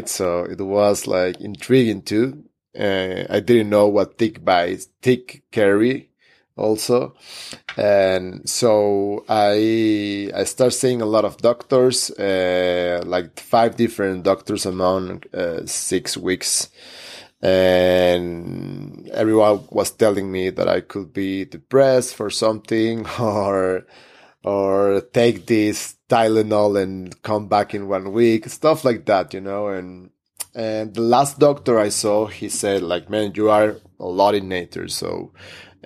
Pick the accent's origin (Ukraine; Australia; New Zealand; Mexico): Mexico; Hermosillo, Sonora; also born or lived in Mexico City; within my city, my Hermosillo, my hometown